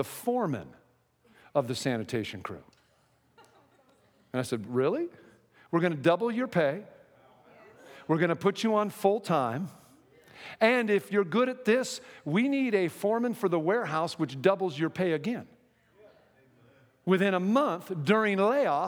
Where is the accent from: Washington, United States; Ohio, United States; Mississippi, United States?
Washington, United States; Seattle; moved away as an adult; I'm from Seattle